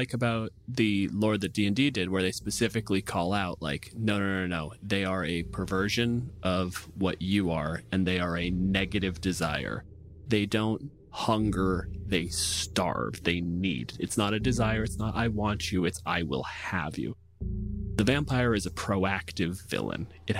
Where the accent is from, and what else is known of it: Canada